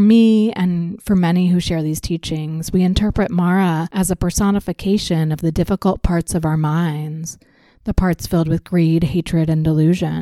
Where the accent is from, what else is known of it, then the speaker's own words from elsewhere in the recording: United States; Growing up in the United States